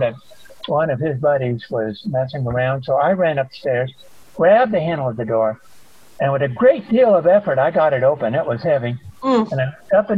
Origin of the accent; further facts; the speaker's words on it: Illinois, United States; moved away; I am from Illinois